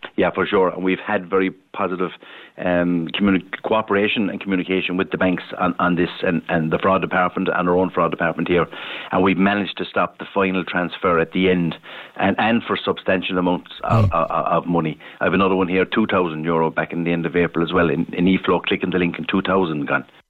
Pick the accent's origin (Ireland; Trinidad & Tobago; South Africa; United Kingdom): Ireland; that's us as Irish